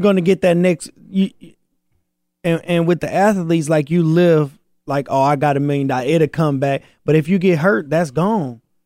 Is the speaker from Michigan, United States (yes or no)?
yes; Flint, Michigan, United States; I'm from Flint.